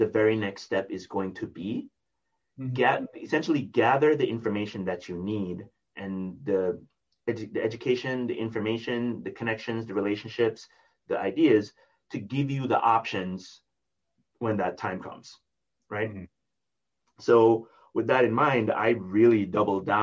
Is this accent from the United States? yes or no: no; Jamaica; moved away; I was from Jamaica